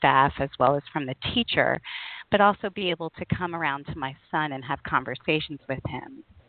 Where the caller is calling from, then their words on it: Spain; I'm calling from Europe, so it's 5 o'clock in the afternoon for me